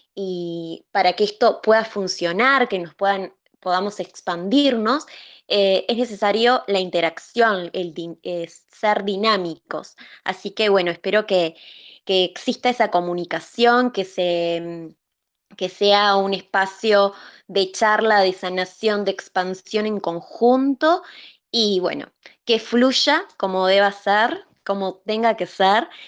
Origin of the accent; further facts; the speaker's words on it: Uruguay; soy de Uruguay y también soy terapeuta